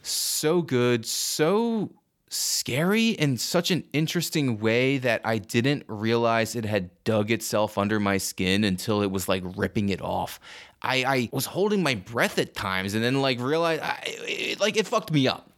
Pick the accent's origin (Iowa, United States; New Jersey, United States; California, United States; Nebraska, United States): New Jersey, United States; I'm from New Jersey